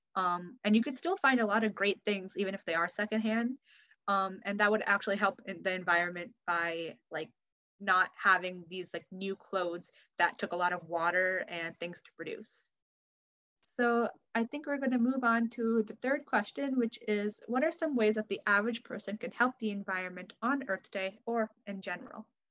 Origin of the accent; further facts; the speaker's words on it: Connecticut, United States; I'm 17 years old, and I'm from Connecticut